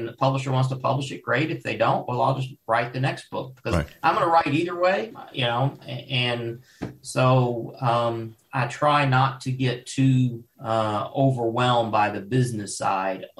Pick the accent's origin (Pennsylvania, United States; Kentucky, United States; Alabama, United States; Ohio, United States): Kentucky, United States; Louisville; moved away as an adult; also born or lived in Paducah, Kentucky / western US; I grew up in, I was born in Paducah and I was raised in Louisville.